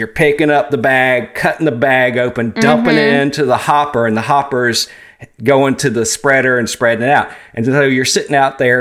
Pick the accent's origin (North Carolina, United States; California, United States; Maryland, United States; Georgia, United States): Georgia, United States; where I grew up in Georgia